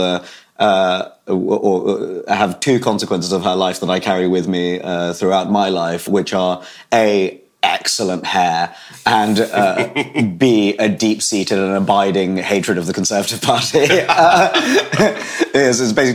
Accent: United Kingdom; I was born in Britain and have lived here my whole life

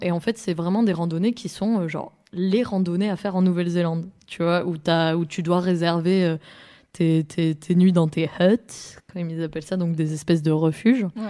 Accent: France; je suis née dans les Pyrénées, euh, donc euh, au sud-sud de la France, vraiment à la frontière de l'Espagne

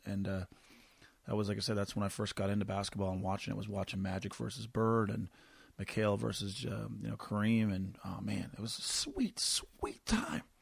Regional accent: Corner Brook, Newfoundland and Labrador, Canada; moved away; back to my hometown of Cornerbrook, one of the prettiest places on the planet

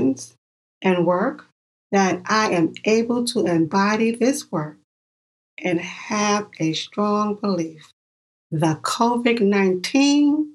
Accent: New York, United States; I'm from New York.

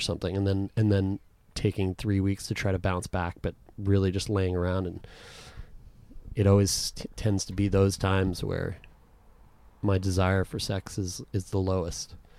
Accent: Canada; we're from Canada

